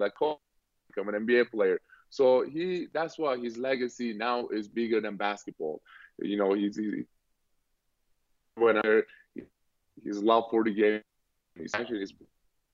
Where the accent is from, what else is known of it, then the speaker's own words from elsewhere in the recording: Turkey; now in Boston, United States; I grew up in Turkey